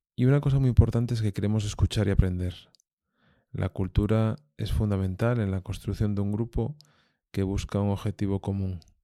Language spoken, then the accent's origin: Spanish; Asturias, Spain; los que hemos nacido y desarrollado nuestra actividad en, en Asturias